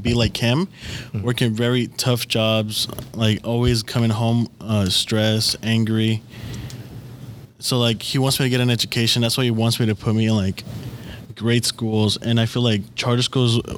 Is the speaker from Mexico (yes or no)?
yes; Mexico; now in Oakland, United States; I'm from Mexico